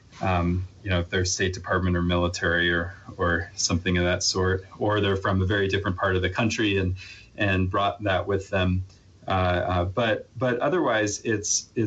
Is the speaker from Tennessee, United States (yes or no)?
no; Arlington, Virginia, United States; moved away as an adult; also born or lived in New York; now in Colorado, United States; I grew up in the East Coast, in Virginia, and within the Beltway in Arlington, Virginia